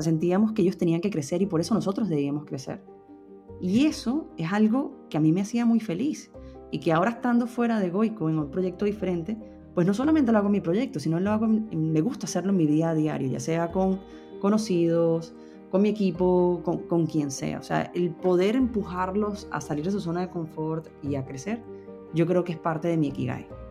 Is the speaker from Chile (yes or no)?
no; Venezuela; moved away as an adult; now in Madrid, Spain; somos venezolanos